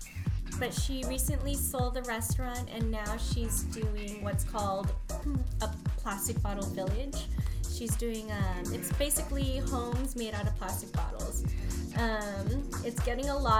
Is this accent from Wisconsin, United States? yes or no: no; San Diego, California, United States; moved away as an adult; now in Panama; I was born in San Diego, California